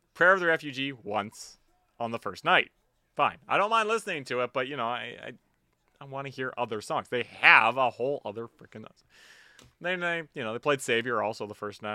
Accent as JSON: {"language": "English", "town": "Vancouver", "region": "British Columbia", "country": "Canada", "said": "I'm from Vancouver"}